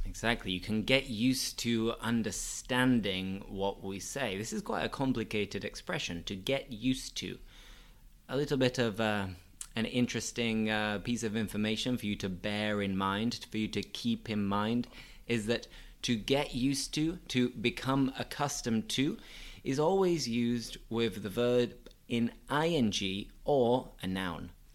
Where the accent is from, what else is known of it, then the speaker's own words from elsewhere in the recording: Bingley, Yorkshire and the Humber, United Kingdom; I'm from a small town in Bradford, and that town is called Bingley.